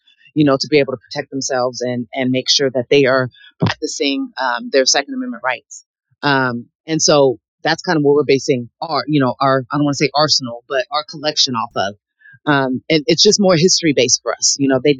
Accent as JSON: {"language": "English", "country": "United States", "said": "You know, I am an American. I have every right."}